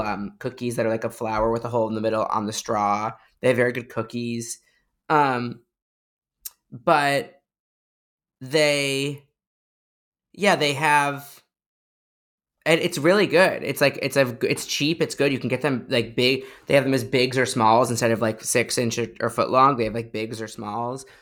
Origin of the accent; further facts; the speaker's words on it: Chicago, Illinois, United States; now in New York, United States; I'm from Chicago originally